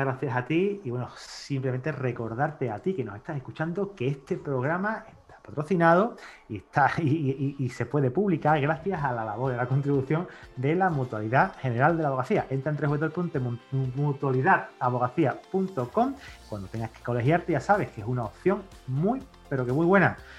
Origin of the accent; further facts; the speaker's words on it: Seville, Andalusia, Spain; aquí cuando nace te dicen Sevilla o Betis.